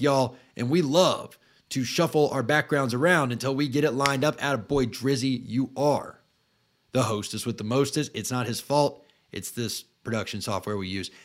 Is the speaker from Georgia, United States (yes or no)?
no; Tallahassee, Florida, United States; I grew up in Tallahassee